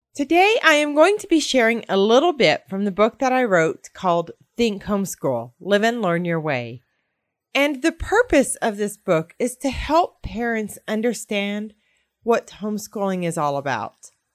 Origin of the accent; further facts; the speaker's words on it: United States; I am from the United States